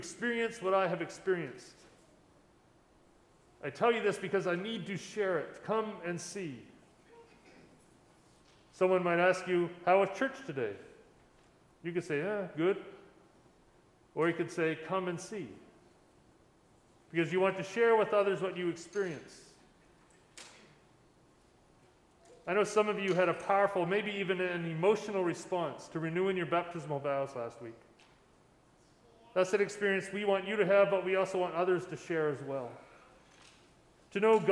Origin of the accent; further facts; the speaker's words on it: Lunenburg County, Nova Scotia, Canada; when I was growing up in Lunenburg County